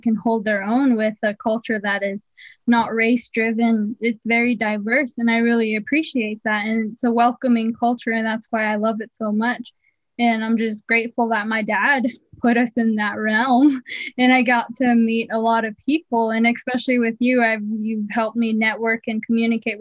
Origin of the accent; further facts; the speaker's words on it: United States; we as Native Americans have our own culture